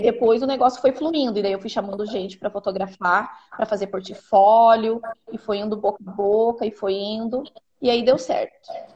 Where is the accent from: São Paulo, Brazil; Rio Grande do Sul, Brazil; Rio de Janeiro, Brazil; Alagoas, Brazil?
Rio Grande do Sul, Brazil; Santo Antônio da Patrulha; sou do Rio Grande do Sul, uma cidade a uma hora de Porto Alegre. O nome de Santo Antônio da Patrulha.